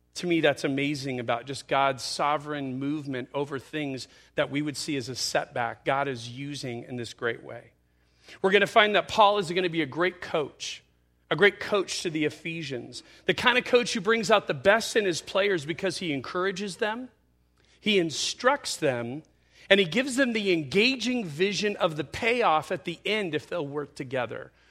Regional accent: Yucaipa, California, United States; I was a kid growing up in Ukaipa

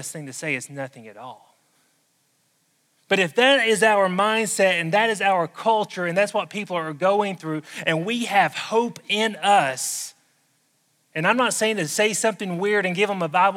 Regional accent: the South, United States; accent: southern; my southern accent

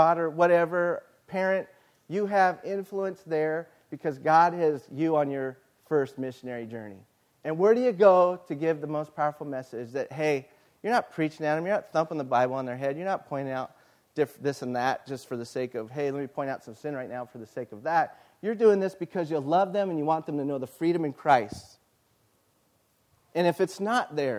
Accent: Yucaipa, California, United States; I love my hometown

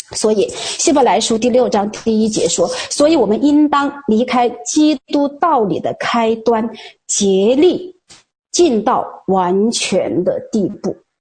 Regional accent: China; 我们中国人都说

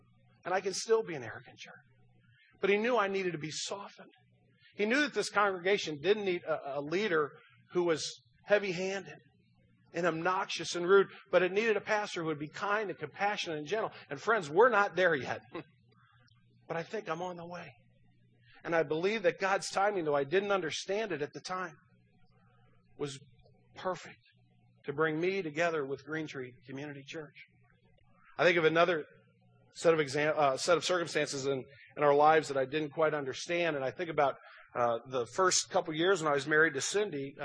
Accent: Kirkwood, Missouri, United States; born and raised in Kirkwood

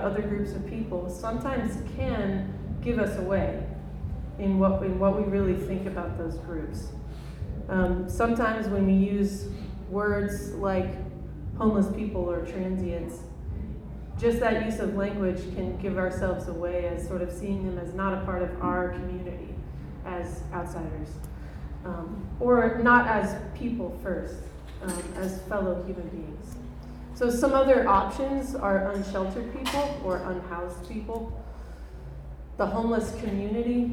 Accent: San Diego, California, United States; also born or lived in Honduras; I'm from San Diego, North County

